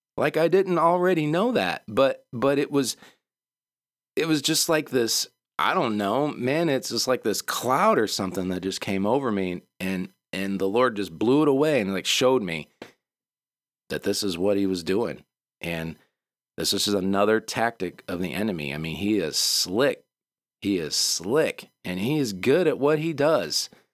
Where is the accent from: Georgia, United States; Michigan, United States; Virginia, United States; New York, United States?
Michigan, United States; moved away; also born or lived in the South; We're from Michigan